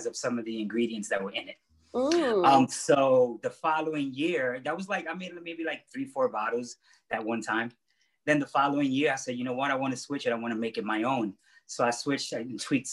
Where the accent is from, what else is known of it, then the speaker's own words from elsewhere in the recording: New York City, New York, United States; also born or lived in Ponce, Puerto Rico; I was born in Ponce, Puerto Rico, and raised in Bushwick, Brooklyn.